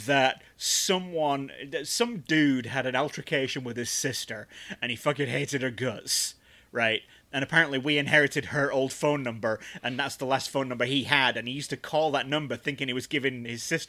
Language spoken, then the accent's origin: English; England, United Kingdom; also born or lived in Wigan; we're all English